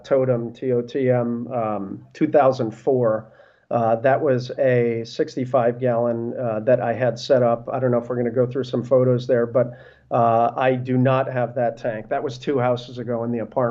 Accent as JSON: {"language": "English", "region": "New Jersey", "country": "United States", "tie": "born or raised there", "also_born_or_lived": "Brooklyn, New York / South America", "moved": "yes", "lives_now": "Northern Virginia, United States", "said": "I was born in Brooklyn. I grew up in North Jersey, but I've been in the DC area now"}